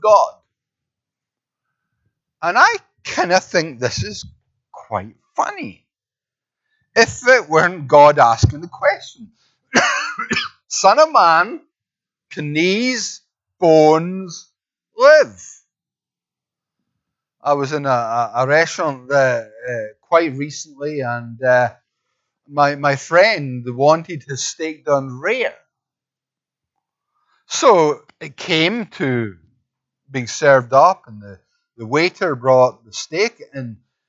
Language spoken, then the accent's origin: English; Scotland, United Kingdom; accent: Scottish; I'm Scottish